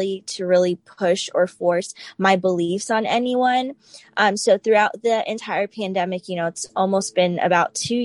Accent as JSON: {"language": "English", "town": "Tampa", "region": "Florida", "country": "United States", "moved": "yes", "lives_now": "Newport News, United States", "said": "I'm from Tampa, Florida originally, but now I'm located in Newport News, Virginia"}